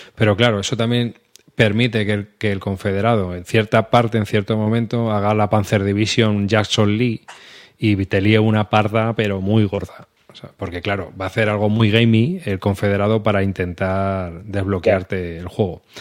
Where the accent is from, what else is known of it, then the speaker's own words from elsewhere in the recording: central Spain, Spain; para los que somos del centro de España, que solo hablamos un idioma